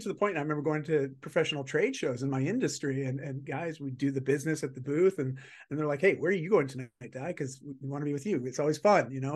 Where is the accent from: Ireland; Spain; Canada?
Canada; I'm just Canadian